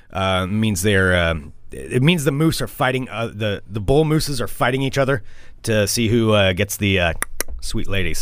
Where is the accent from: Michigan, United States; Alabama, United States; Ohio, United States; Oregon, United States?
Oregon, United States; we're from Oregon